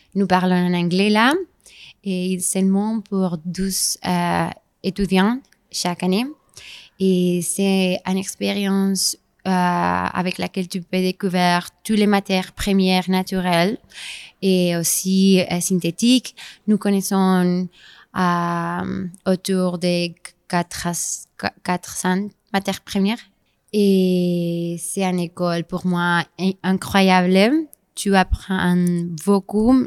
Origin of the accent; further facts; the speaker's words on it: Spain; French is a second language; also born or lived in Grasse, France; je suis espagnole